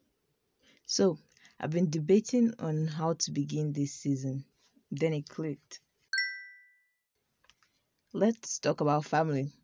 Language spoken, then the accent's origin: English; Nigeria